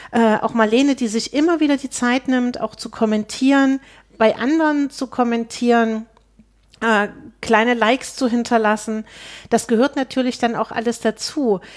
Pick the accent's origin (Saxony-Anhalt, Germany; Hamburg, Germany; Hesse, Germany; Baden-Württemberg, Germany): Saxony-Anhalt, Germany; Zeitz; ich komme aus Zeitz ursprünglich. Das liegt äh, 30 Kilometer von Altenburg weg.